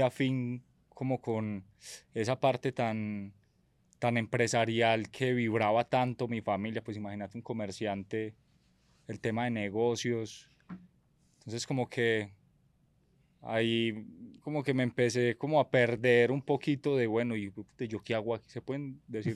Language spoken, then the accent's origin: Spanish; Medellín, Antioquia, Colombia; Vengo de una familia de comerciantes del Hueco, de Medellín